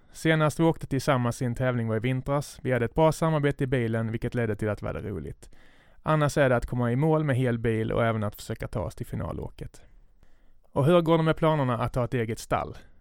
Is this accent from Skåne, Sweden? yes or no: yes; Skåne, Sweden; accent: Scanian; min skånska stämma